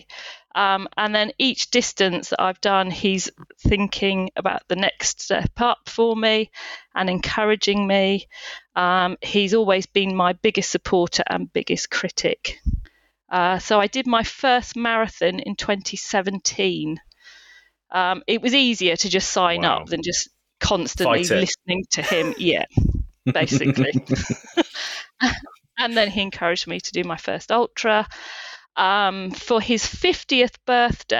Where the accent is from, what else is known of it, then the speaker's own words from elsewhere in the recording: Worthing, South East England, United Kingdom; the South Downs Way 50, which starts in my hometown of Worthing